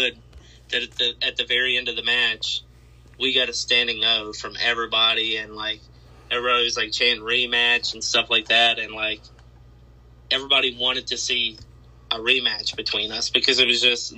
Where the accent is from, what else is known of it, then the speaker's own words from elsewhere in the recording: Harrisonburg, Virginia, United States; my hometown in Harrisonburg, Virginia